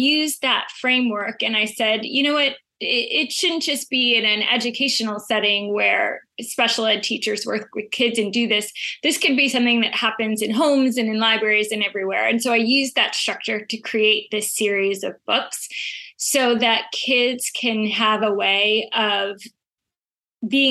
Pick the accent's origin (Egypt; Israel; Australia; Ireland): Israel; now in Connecticut, United States; I'm originally from Israel.